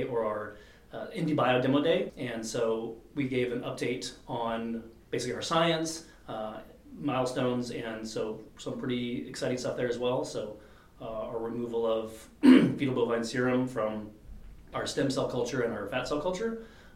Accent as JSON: {"language": "English", "country": "United States", "also_born_or_lived": "Europe", "said": "as American"}